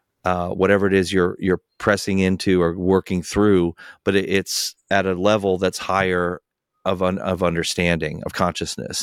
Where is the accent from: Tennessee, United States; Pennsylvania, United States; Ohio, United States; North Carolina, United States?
North Carolina, United States; I'm from North Carolina